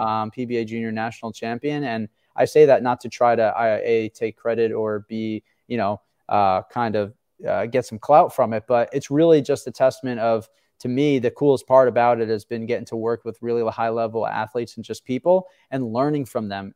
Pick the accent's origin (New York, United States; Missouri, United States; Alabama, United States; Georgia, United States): New York, United States; Long Island; I grew up on Long Island